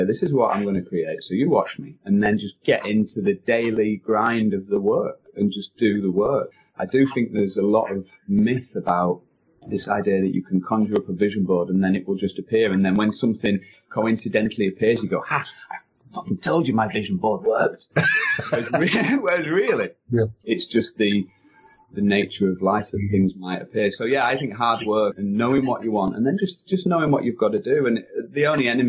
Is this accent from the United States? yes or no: no; England, United Kingdom; moved away as an adult; also born or lived in Germany; I went out there as an English guy